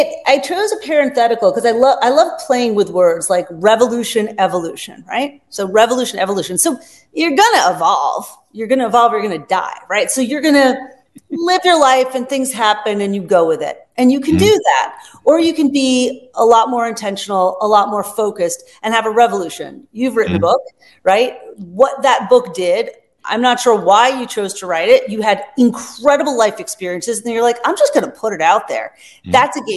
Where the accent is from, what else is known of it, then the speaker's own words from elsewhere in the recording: Long Island, New York, United States; I grew up on Long Island